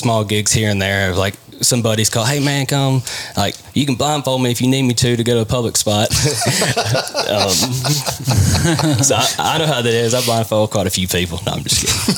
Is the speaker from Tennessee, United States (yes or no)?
yes; West Tennessee, United States; moved away as an adult; also born or lived in Mississippi; I was born and raised in West Tennessee, about 30 minutes north of Memphis.